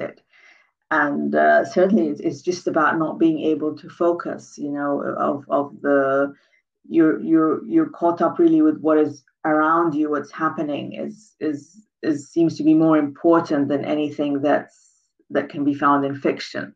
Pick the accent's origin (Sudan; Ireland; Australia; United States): Sudan; Khartoum; moved away as an adult; also born or lived in Scotland; I grew up in Khartoum in Sudan